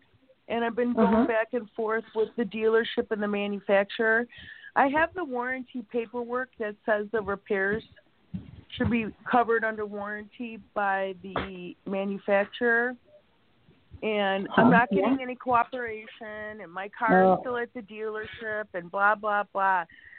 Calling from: Chicago, Illinois, United States; Chicago, Illinois.

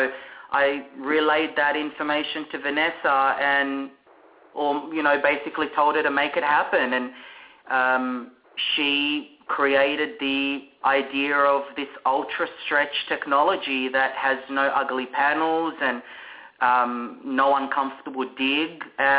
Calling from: Melbourne, Victoria, Australia; We are calling you all the way from Melbourne, Australia.

